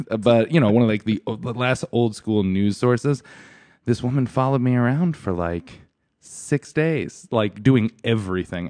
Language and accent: English; Stratford, Connecticut, United States; I grew up in Stratford, Connecticut